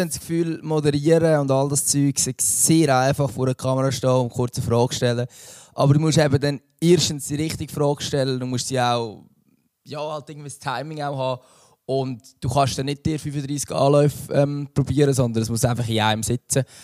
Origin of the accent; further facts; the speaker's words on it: Central Switzerland, Switzerland; ich bin aus der Innerschweiz